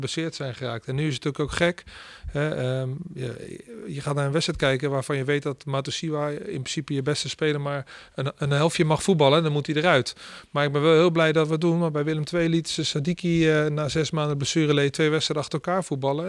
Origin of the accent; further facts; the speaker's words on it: the West, Randstad, Netherlands; moved away as an adult; also born or lived in Rotterdam; now in Groningen, Netherlands; het is iets meer open waar ik vandaan kom